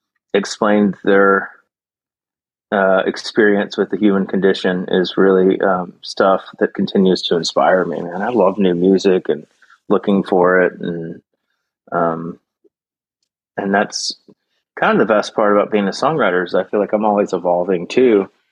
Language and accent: English; Memphis, Tennessee, United States; moved away as an adult; also born or lived in Nashville, Tennessee; now in Austin, United States; I grew up in Memphis and then moved to Texas to go to ranch management school. I had grown up working on ranches in different parts of the country.